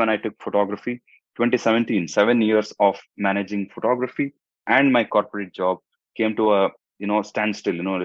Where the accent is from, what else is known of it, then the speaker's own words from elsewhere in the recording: India; first language Hindi; English is a second language; now in Dubai, United Arab Emirates; I come from India, and in Dubai